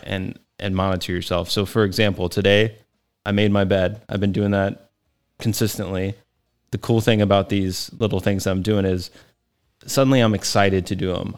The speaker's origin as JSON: {"language": "English", "region": "Texas", "country": "United States", "tie": "born or raised there", "moved": "yes", "said": "I grew up in Texas"}